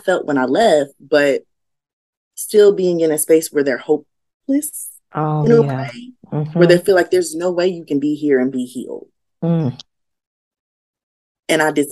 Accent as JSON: {"language": "English", "town": "Yonkers", "region": "New York", "country": "United States", "tie": "born or raised there", "said": "I grew up in Yonkers, New York."}